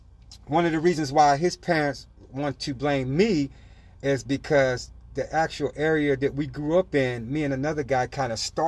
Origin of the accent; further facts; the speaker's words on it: Los Angeles, California, United States; this is California that I grew up in, Los Angeles